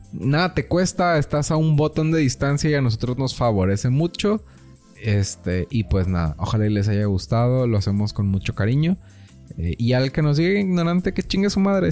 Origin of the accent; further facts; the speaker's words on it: Mexico; como mexicanos